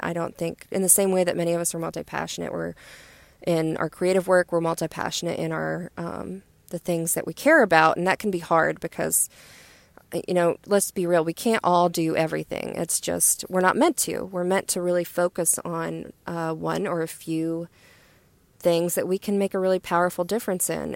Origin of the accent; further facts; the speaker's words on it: West Virginia, United States; moved away; I'm getting ready to go to my home state of West Virginia